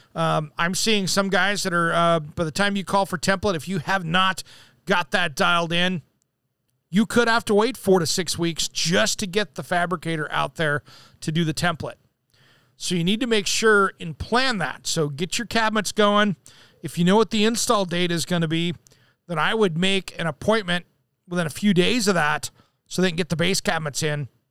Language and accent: English; Tri-Cities, eastern Washington, United States; now in Portland, United States; I grew up in the Tri Cities, which is in eastern Washington